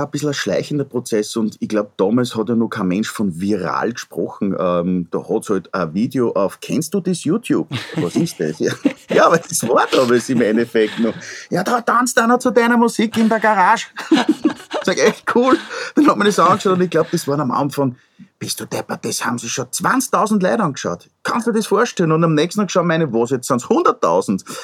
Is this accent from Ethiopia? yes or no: no; Upper Austria, Austria; ich komme aus dem Müllviertel.